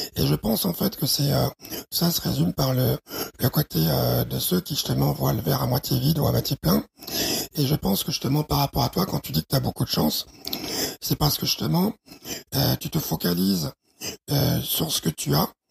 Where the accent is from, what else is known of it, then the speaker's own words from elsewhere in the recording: Chad; ma petite gloriole tchadienne